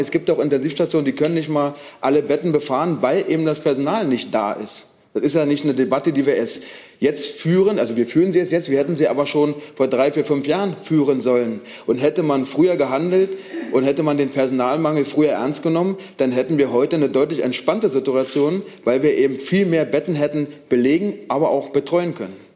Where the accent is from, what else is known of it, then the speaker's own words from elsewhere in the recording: Brandenburg, Germany; ich komme aus Brandenburg, äh, kurz vor der Grenze von Berlin